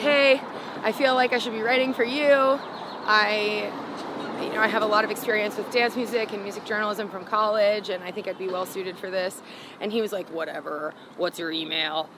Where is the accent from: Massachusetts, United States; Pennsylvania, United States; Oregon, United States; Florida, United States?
Florida, United States; South; also born or lived in Gainesville, Florida; I moved from Gainesville back to South Florida